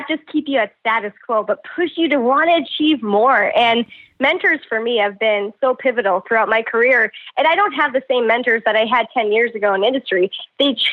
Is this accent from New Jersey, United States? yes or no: no; North Dakota, United States; growing up in North Dakota